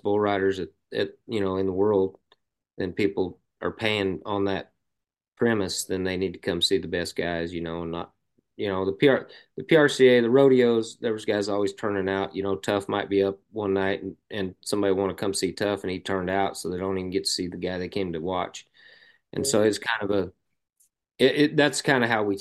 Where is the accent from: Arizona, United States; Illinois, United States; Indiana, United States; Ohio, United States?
Arizona, United States; moved away; also born or lived in Lampasas, Texas; I grew up in Arizona